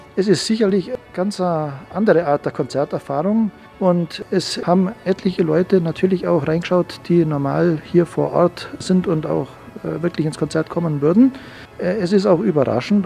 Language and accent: German; Bambeuren, Bavaria, Germany; also born or lived in Salzburg; Ich bin ja gebürtig aus Bambeuren, 15 Kilometer weg. Kenne Schongau sehr gut, weil ich hier ins Gymnasium